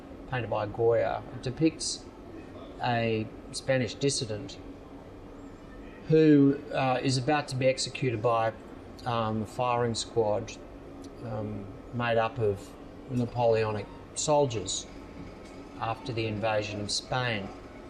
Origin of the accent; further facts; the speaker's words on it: Sorrento, Victoria, Australia; growing up in Sorrento